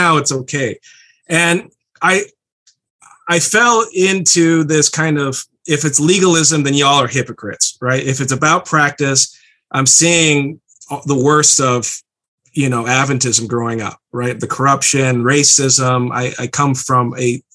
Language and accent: English; Berrien Springs, Michigan, United States; I grew up in the Mecca, Bering Springs, and I was raised in the system